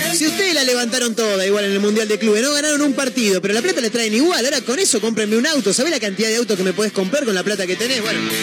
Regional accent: Argentina; nosotros los argentinos

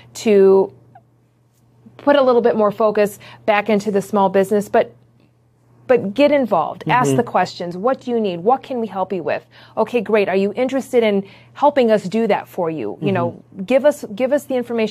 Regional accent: Griffith, Indiana, United States; also born or lived in Chicago, Illinois; I'm from the area. I grew up in Griffith

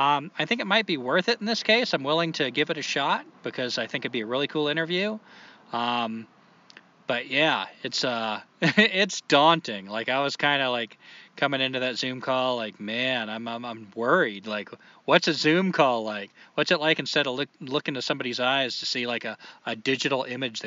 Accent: New Hampshire, United States; I was born in New Hampshire.

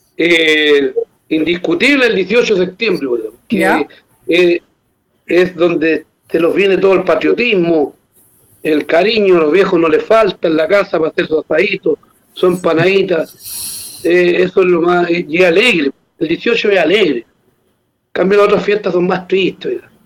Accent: Chile; Como buenos chilenos

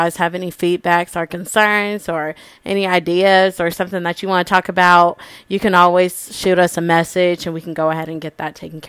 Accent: Wichita, Kansas, United States; We are from Wichita, Kansas. Shout out to ICT.

